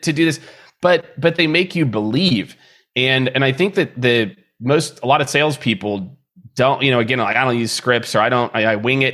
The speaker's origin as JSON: {"language": "English", "region": "Midwest", "country": "United States", "tie": "born or raised there", "said": "I grew up in the Midwest"}